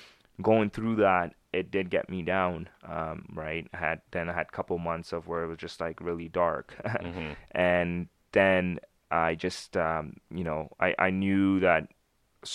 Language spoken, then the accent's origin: English; Pakistan; born there; I was born in Pakistan, right? So I have like a cultural difference also.